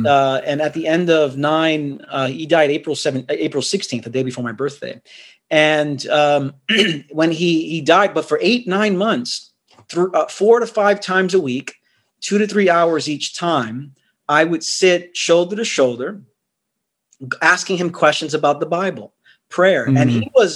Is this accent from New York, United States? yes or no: yes; New York City, New York, United States; also born or lived in Queens, New York; I'm from Brooklyn, New York, born and raised there.